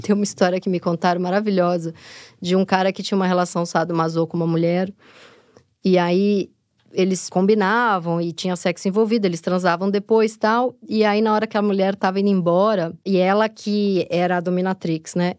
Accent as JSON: {"language": "Portuguese", "area": "Tatuapé", "region": "São Paulo", "country": "Brazil", "accent": "Tatuapé", "said": "falando com o sotaque do tatuapé"}